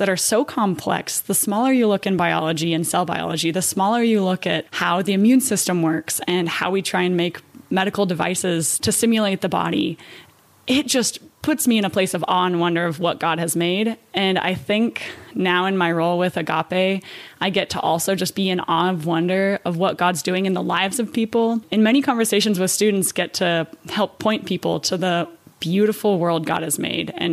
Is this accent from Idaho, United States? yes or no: yes; Idaho, United States; moved away as an adult; also born or lived in Utah / China; now in Germany; I am from the United States. I'm actually from Idaho, went to school in Utah